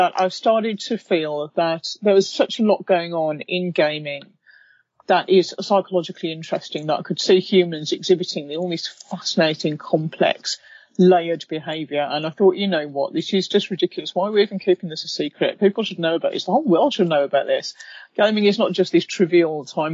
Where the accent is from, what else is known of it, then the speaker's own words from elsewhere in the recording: United Kingdom; now in London, United Kingdom; I'm British